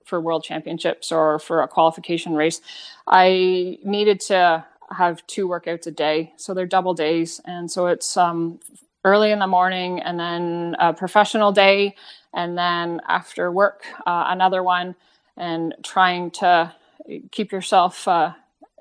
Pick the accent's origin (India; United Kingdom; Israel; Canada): Canada; also born or lived in New Zealand; I was from Canada. I wasn't like them. I wasn't a New Zealander